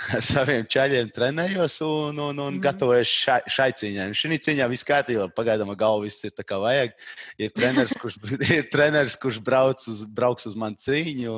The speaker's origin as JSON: {"language": "Latvian", "region": "Talsi Municipality", "country": "Latvia", "also_born_or_lived": "Riga, Latvia", "moved": "as an adult", "lives_now": "England", "said": "es pēdējos sešus gadus dzīvoju Rīgā, bet tā es no Talsiem. Uh, okay. tā, bet reāli es esmu no maz maz ciem uh, eh, Tals rajonā, Tiņģera"}